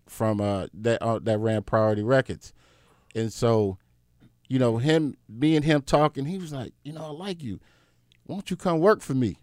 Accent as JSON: {"language": "English", "town": "Compton", "region": "California", "country": "United States", "tie": "born or raised there", "also_born_or_lived": "Rialto, California", "said": "I grew up in Southern California, uh, D J-ing. I'm from Compton. So, in between, like, Compton and this, like, city called Rialto"}